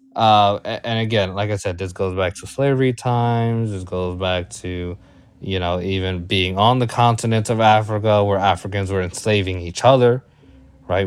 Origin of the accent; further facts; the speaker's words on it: Puerto Rico; I'm Puerto Rican